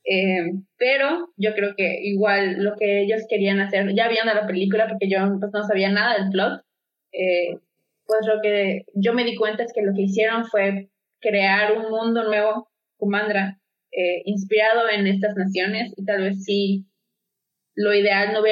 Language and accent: Spanish; Mexico; yo por lo menos como eh, mexicana